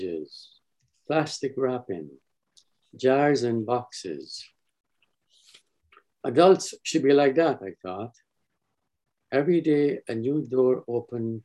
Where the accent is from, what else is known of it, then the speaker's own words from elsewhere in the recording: Guyana; Growing up in British Guyana, a child reluctant to go to school, hoping it would rain so hard